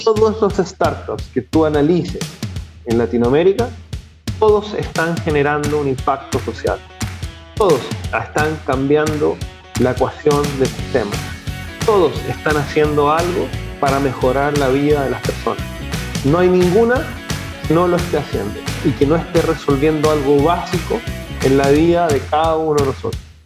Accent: Chile; moved away as an adult; also born or lived in Spain; now in Ecuador; yo soy de origen chileno, chileno, los últimos 20 años de mi vida ha sido una, una aventura. Salí de Chile con rumbo a, España

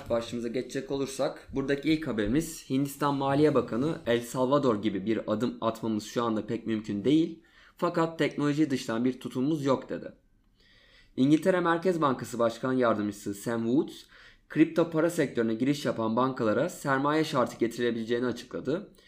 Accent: Adana, Turkey; bir Adanalı olarak

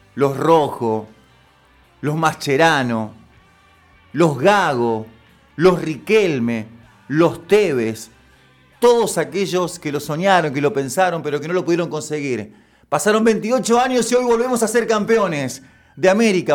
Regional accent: Argentina; los argentinos

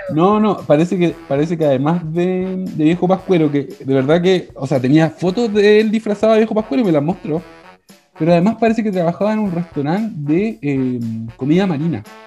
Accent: Chile; Somos chilenos, pues somos chilenos

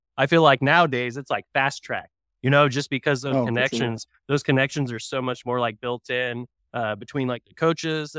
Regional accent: Tulsa, Oklahoma, United States; I'm from Tulsa originally

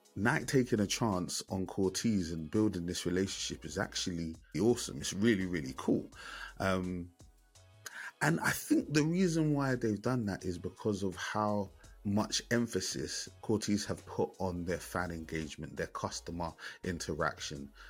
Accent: London, United Kingdom; That represents my ends, man. I'm from Bermondsey, Southeast London

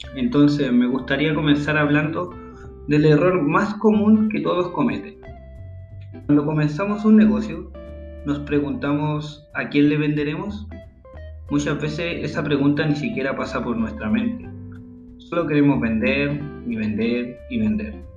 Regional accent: Santiago, Santiago Metropolitan Region, Chile; now in Caldera, Chile; Nací en Chile Santiago exactamente, la capital del país, donde luego me mudé a un pueblo llamado Caldera, donde sigo viviendo actualmente

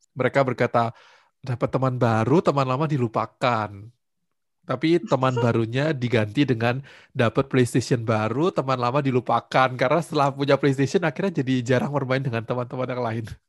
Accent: Batu, East Java, Indonesia; Aku menghabiskan masa kecil di kota Batu, di Jawa Timur

